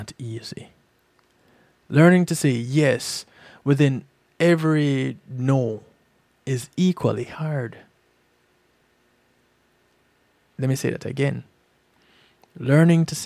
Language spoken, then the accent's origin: English; Jamaica; We Jamaicans are very familiar with bad mind